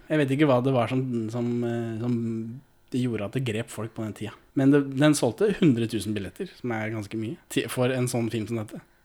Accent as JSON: {"language": "Norwegian", "town": "Moss", "region": "Østfold", "country": "Norway", "said": "Jeg er jo fra Moss"}